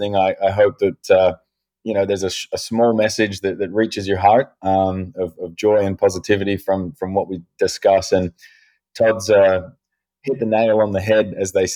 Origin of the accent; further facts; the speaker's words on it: Adelaide, South Australia, Australia; now in United States; we were born and raised in Adelaide, South Australia